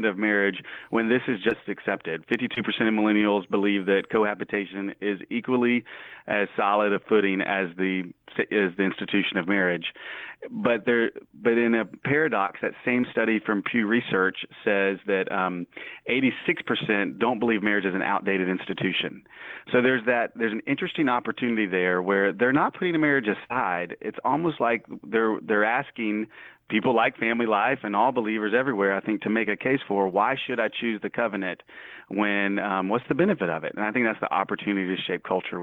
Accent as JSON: {"language": "English", "region": "Mississippi", "country": "United States", "also_born_or_lived": "New York City", "moved": "yes", "lives_now": "Little Rock, United States", "said": "I'm from Mississippi"}